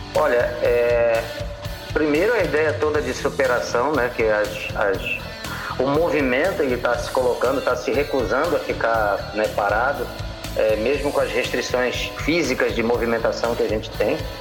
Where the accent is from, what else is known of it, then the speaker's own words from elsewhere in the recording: Santarém, Pará, Brazil; also born or lived in Rio Grande do Sul / Belém; eu me considero um, um paraense que nasceu no Rio Grande do Sul, porque eu, eu vim para o Pará com sete anos, Luiz. E assim, a, a minha infância toda foi aqui